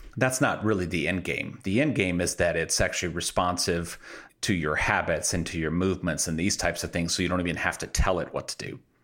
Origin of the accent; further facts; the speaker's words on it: Midwest, United States; I'm from the Midwest